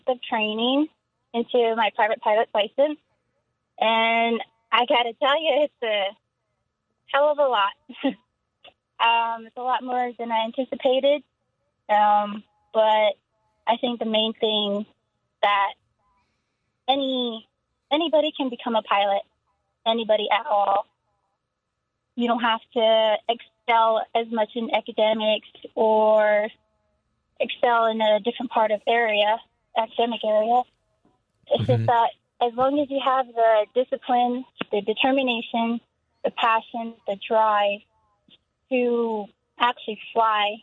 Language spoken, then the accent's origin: English; Window Rock, Arizona, United States; moved away as an adult; now in Phoenix, United States; I come from Window Rock, Arizona. So that's on the Navajo Nation. And I'm Navajo